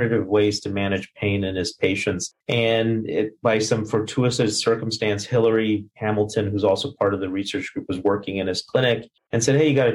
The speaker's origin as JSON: {"language": "English", "country": "India", "tie": "born or raised there", "also_born_or_lived": "Missouri, United States", "moved": "yes", "said": "I was born in India"}